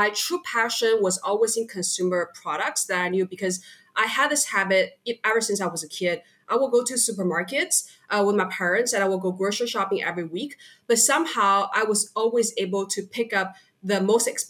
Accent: Hangzhou, Zhejiang, China; moved away as an adult; also born or lived in California / Canada; now in Singapore; I was born and raised in China. I'm Chinese, and I was from a place, it's called Hangzhou.

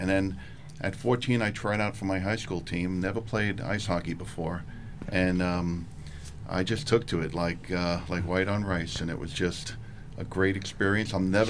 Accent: New York City, New York, United States; also born or lived in Brooklyn, New York; I'm from Staten Island, okay. New York. And originally from Brooklyn.

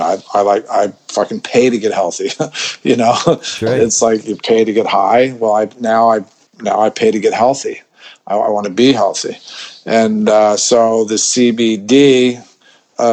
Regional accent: Colorado, United States; also born or lived in Los Angeles / Philadelphia area; now in Bangkok, Thailand; I grew up in in Colorado

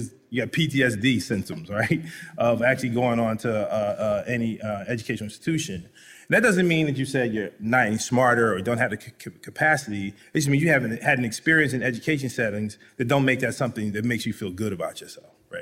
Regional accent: Philadelphia, Pennsylvania, United States; I'm from West Philly

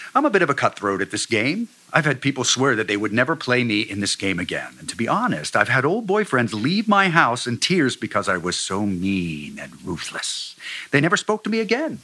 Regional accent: Cincinnati, Ohio, United States; moved away; also born or lived in Michigan; I'm from Cincinnati, so I was able to move back

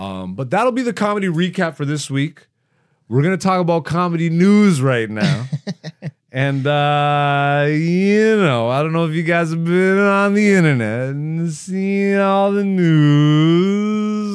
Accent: London, Ontario, Canada; also born or lived in Greece; I grew up in London, Ontario

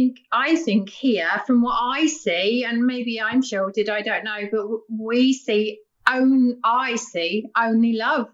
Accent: London, United Kingdom; moved away as an adult; now in Wales, United Kingdom; I'm originally from London. I was born and bred in London, and then moved to sunny Wales about 30 years ago.

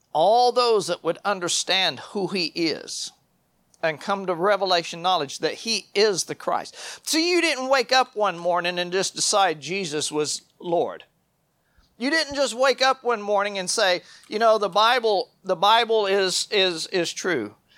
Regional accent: United States

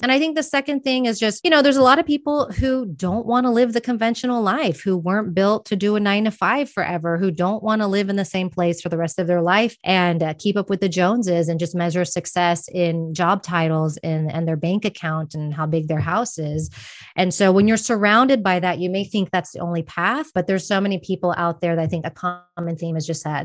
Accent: Texas, United States; moved away as an adult; also born or lived in Austin, Texas; now in Madrid, Spain; I'm from Texas, and moved to Madrid, Spain

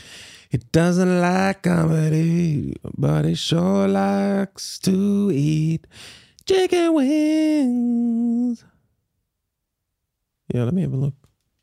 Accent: Kuala Lumpur, Federal Territory of Kuala Lumpur, Malaysia; Then we grew up mainly in Kuala Lumpur and I went to an international school there. So kind of my accent is kind of like an amalgamation of influences from all those places.

